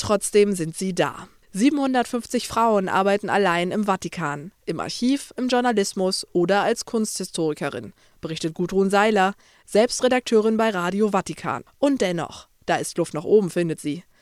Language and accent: German; Germany; für uns als Deutsche